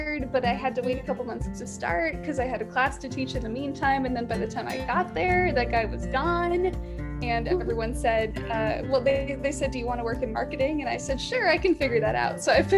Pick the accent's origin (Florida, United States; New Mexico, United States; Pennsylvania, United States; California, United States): California, United States; I'm from California